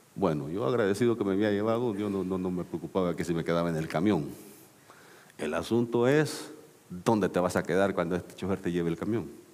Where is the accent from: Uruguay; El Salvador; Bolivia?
El Salvador; also born or lived in Mexico City, Mexico; now in United States; soy salvadoreño